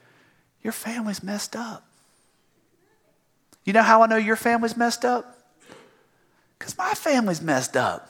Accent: the South, United States; I'm from the South.

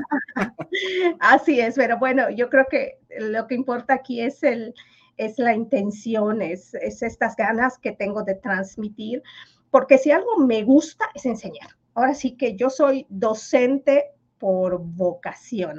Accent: Mexico; first language Yucatec Maya; Spanish is a second language; moved away; yo fui la, primera niña que salió del pueblo y vino a, la capital a, estudiar

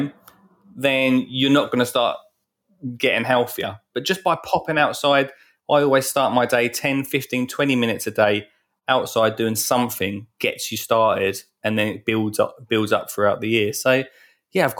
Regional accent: Essex, East of England, United Kingdom; I'm from Essex

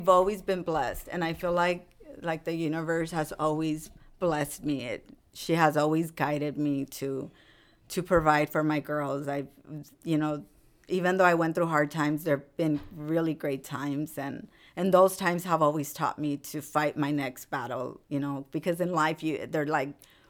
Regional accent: Rosemead, California, United States; And so that's where I come from. I mean, I grew up in Rosemead too.

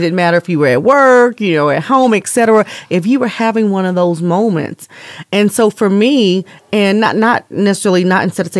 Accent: East Coast, United States; now in Las Vegas, United States; So I came from the East Coast and lived there for several years, and I had a lot of nature trails and just engulfing myself.

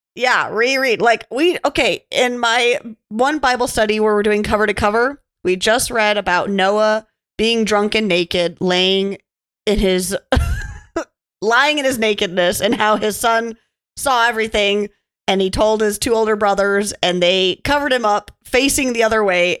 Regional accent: Montana, United States; Growing up in Montana, you know, of course, Laurel and Billings isn't the most beautiful thing to look at.

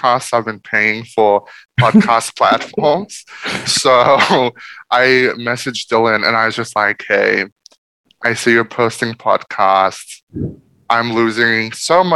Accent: Fiji; moved away as an adult; also born or lived in Papua New Guinea; now in Sydney, Australia; I spent 9 years in PNG, and then I grew up the next 9 years in Fiji.

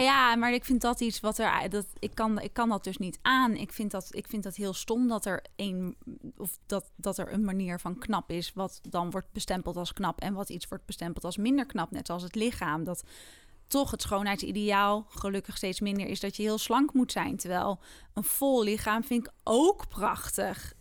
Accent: Netherlands; also born or lived in Amsterdam; we zijn als Nederlanders

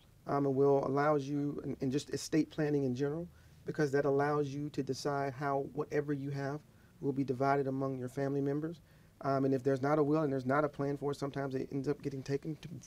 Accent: the South, United States; I'm from the South. Fried foods.

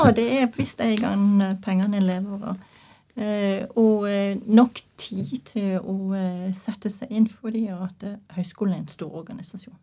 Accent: Norway; jeg er norsk

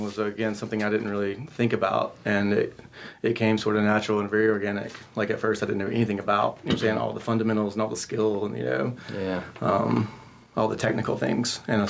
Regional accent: Statesville, North Carolina, United States; Statesville, North Carolina.

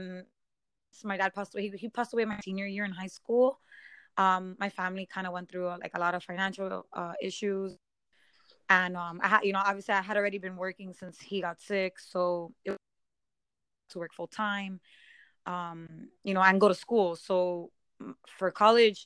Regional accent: Miami, Florida, United States; I was born and raised in Miami

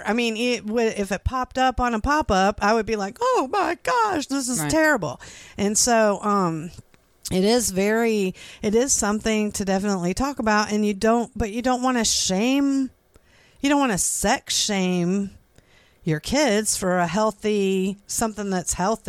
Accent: Florida, United States; because when we moved here from Florida, we lived here for like a year in 2000, and for the first time ever my kids rode a bus to school

